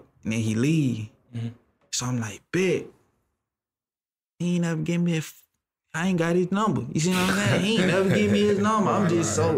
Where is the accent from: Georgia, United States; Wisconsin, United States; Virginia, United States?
Georgia, United States; Atlanta; Cleveland Avenue is where I grew up